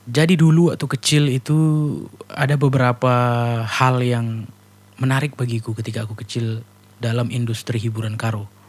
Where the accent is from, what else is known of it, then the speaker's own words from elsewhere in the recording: North Sumatra, Indonesia; karena aku juga orang Karo